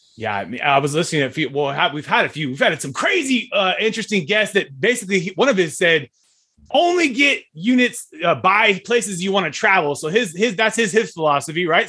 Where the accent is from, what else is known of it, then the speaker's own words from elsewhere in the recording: Fresno, California, United States; I'm from Fresno